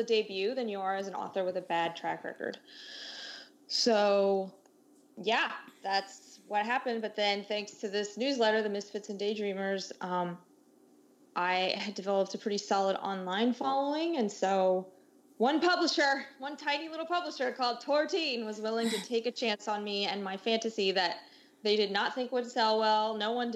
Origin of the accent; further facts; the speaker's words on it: United States; moved away as an adult; also born or lived in Germany; being an American abroad